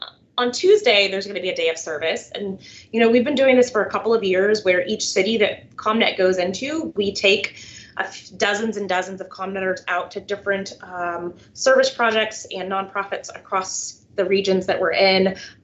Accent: Texas, United States; moved away as an adult; now in Washington, D.C., United States; I am a native Texan. And I have called that state home for 24 years until I moved to grad school and then to D.C.

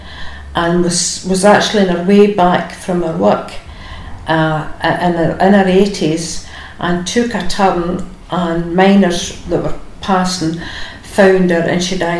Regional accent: Larkhall, Scotland, United Kingdom; I was born in Loch Hall in 1950

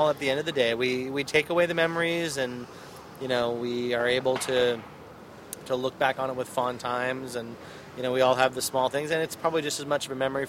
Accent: Seattle, Washington, United States; moved away; But I love Seattle. I grew up here. It's one of my favorite towns in the world.

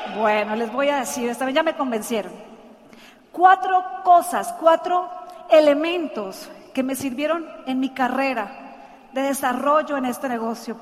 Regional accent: Santander, Colombia; Ella es de mi tierra, santanderiana. Dicen que las santanderianas planchamos con la mano

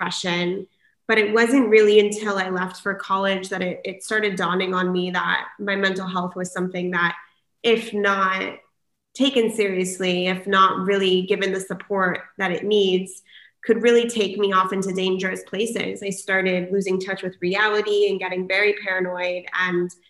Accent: San Diego, California, United States; I am born and raised in San Diego

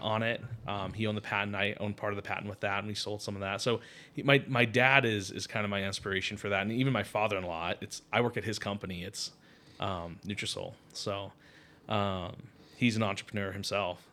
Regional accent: Connecticut, United States; moved away; I grew up in Connecticut

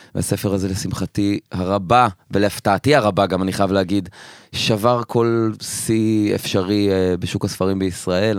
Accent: Afula, Northern District, Israel; moved away as an adult; now in Tel Aviv, Israel; אני במקור מעפולה. ואני כרגע גר בתל אביב

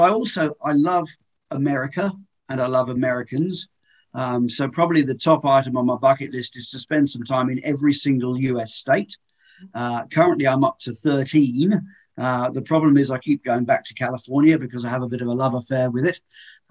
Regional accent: England, United Kingdom; Well, I'm from England originally, as your listeners will probably be able to tell.

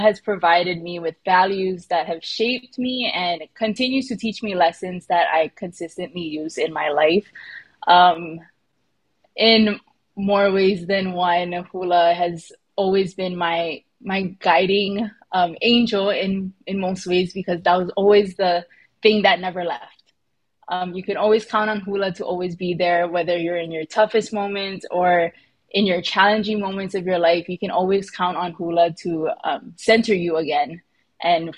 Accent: Hawaii, United States; we just thank our kupuna for being strong in that aspect of our journey as Hawaiian people, as Kanaka Hawaii

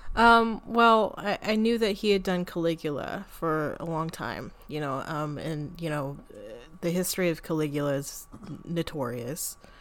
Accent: United States; I'm an American

